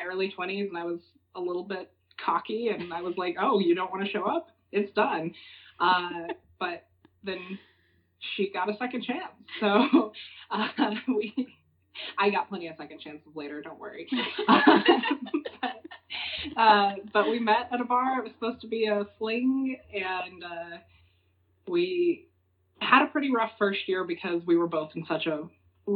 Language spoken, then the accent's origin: English; eastern New Mexico, United States; moved away; I grew up in New Mexico. On the eastern side of the state, right on the Texas border, is where I was raised.